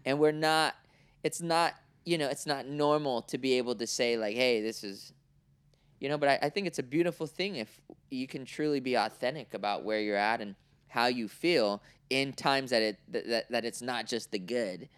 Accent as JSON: {"language": "English", "town": "Oakland", "region": "California", "country": "United States", "tie": "born or raised there", "also_born_or_lived": "Cincinnati, Ohio / Orange County, California", "said": "I was born in Oakland, right? 1982"}